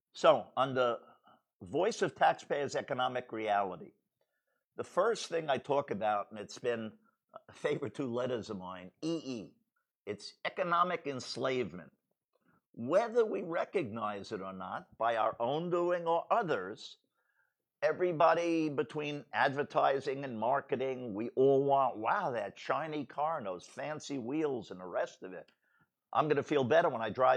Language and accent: English; United States; I'm an American